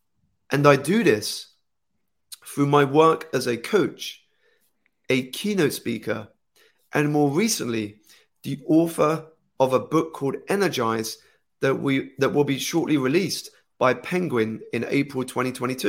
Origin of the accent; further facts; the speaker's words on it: United Kingdom; So I was born here in the United Kingdom, about 2 hours outside of the city. My parents are Malaysian Chinese. So I was born into that culture, but grew up here in the United Kingdom, in which I learned English.